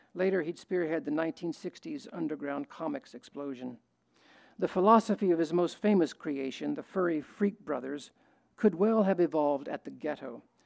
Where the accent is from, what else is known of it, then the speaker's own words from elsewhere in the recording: West Texas, United States; I grew up in West Texas, where where macho behavior and bullying was the norm.